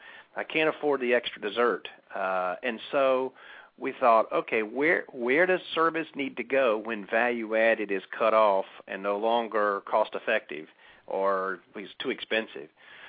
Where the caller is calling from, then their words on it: Lake Oconee, Georgia, United States; Well, actually, I'm calling in from Lake Oconee, which is about 90 minutes southeast of Atlanta.